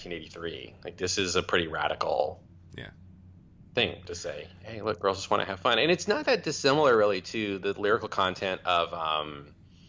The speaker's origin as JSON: {"language": "English", "town": "Memphis", "region": "Tennessee", "country": "United States", "tie": "born or raised there", "said": "I was born in Memphis, Tennessee in 1982"}